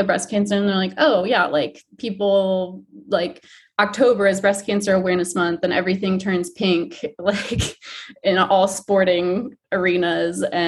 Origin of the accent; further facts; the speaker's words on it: Michigan, United States; I grew up in Michigan